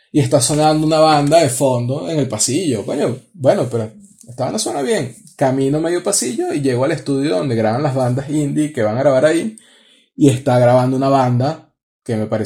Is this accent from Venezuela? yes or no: yes; Venezuela; no, no, no, yo soy de Venezuela.